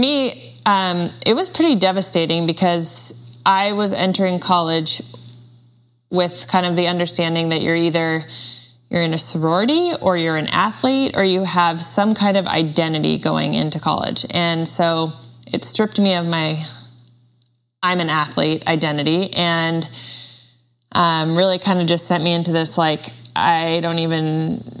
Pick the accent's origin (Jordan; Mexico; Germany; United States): United States; Washington; I was born and raised in Washington State